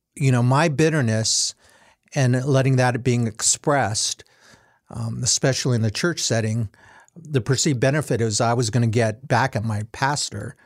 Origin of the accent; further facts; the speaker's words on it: United States; being Asian American